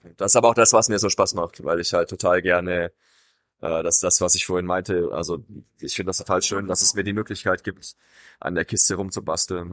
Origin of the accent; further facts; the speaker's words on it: Swabia, Germany; moved away; in einem schwäbischen Raum, wo ich herkomme